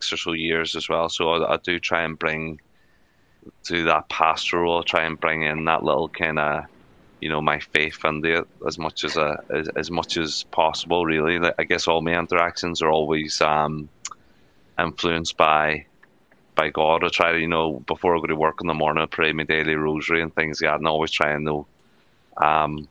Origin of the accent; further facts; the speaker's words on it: Derry, Northern Ireland, United Kingdom; now in Stockport, United Kingdom; I'm from Derry in the north, in Northern Ireland.